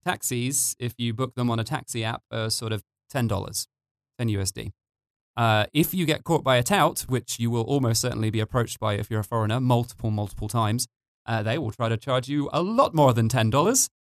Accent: United Kingdom; now in Tbilisi, Georgia; I'm British

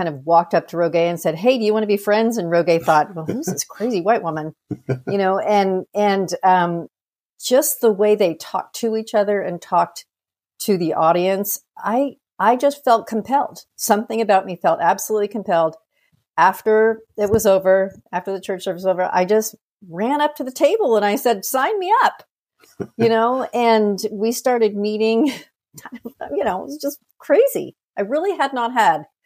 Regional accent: United States; being born and raised in the United States

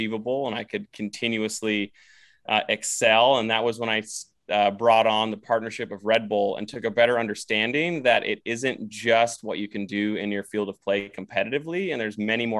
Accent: Minnesota, United States; growing up in Minnesota

